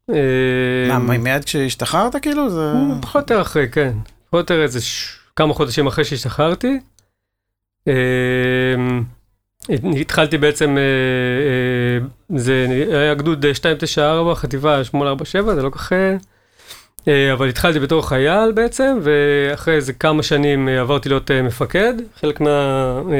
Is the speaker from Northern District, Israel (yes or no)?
yes; Katzrin, Northern District, Israel; also born or lived in Beersheba; ואז בעצם ההורים שלי הגיעו לשם, אני הייתי בן שנה, נולדתי ב-76, ועד הצבא בעצם גדלתי במקום שהוא לדעתי